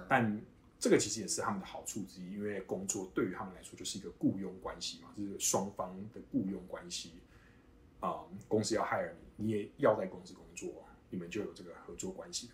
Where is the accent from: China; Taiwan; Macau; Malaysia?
Taiwan; Kaohsiung; moved away as an adult; now in United States; 我是高雄人